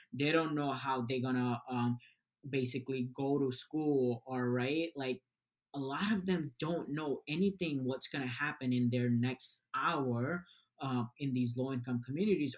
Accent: Bangladesh; moved away; I was born in Bangladesh. We we moved here about like 12 years ago.

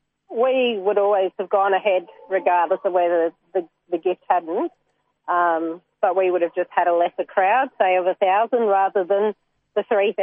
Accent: Geelong, Victoria, Australia; moved away; I'm from Geelong originally.

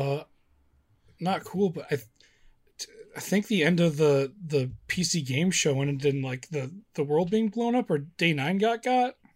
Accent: Midwest, United States; I'm from the Midwest

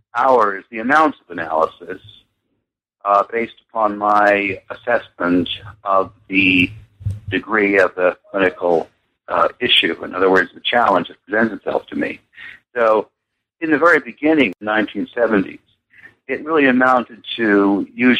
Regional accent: United States; moved away as an adult; also born or lived in London; being an American

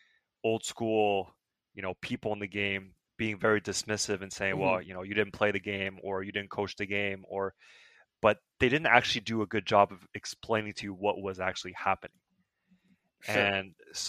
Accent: Montreal, Quebec, Canada; also born or lived in China; I was actually born in China, and my parents and I immigrated to Montreal, Canada when I was 6 years old. And I grew up playing hockey in Montreal

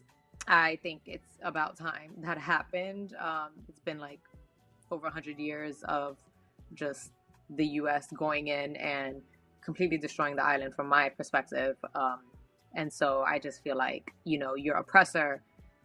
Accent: New York City, New York, United States; So I'm from New York. I'm from the Bronx. I'm Puerto Rican

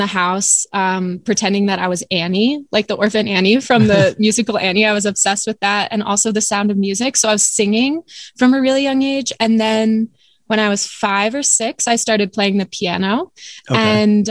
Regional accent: Lambertville, New Jersey, United States; moved away as an adult; also born or lived in upstate New York / Brooklyn; I grew up in a small town called Lambertville, New Jersey.

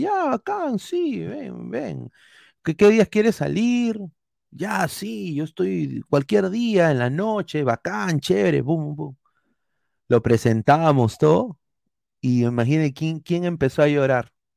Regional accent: Peru; tenemos como peruanos

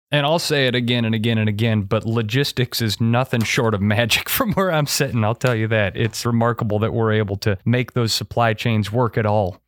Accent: Monroe, Wisconsin, United States; Monroe, Wisconsin, right in the heart of corn and dairy country.

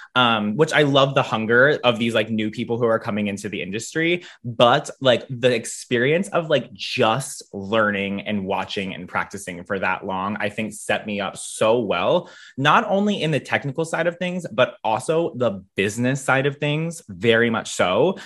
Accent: near Philadelphia, Pennsylvania, United States; moved away as an adult; now in York, United States; I grew up a little bit closer to Philly

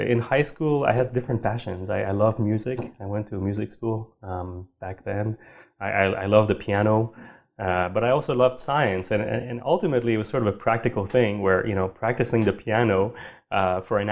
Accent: Sherbrooke, Quebec, Canada; also born or lived in Montreal; I grew up in Sherbrooke

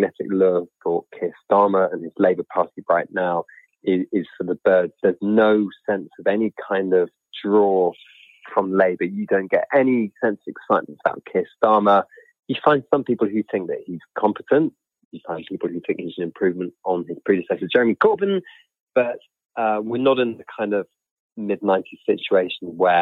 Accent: North York Moors, Yorkshire and the Humber, United Kingdom; I'm from the North Yorkshire Moors

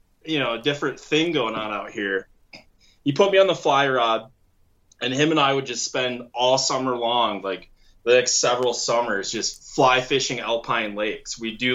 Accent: Michigan, United States; moved away as an adult; so I come from Michigan, moved out here in 2008, spent a year going to school, went back to Michigan, graduated in the UP.

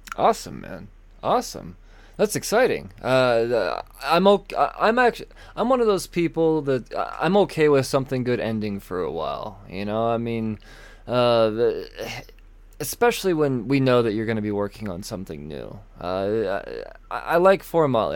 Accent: United States; We're American humans

